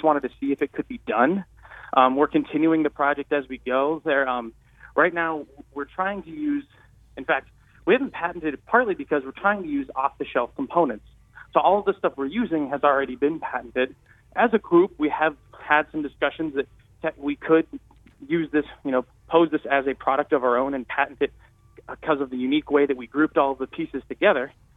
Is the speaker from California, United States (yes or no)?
yes; Marin County, Bay Area, California, United States; moved away; I'm from the Bay Area, I'm from Marin County, and the Brower Institute and David Brower is a big name back home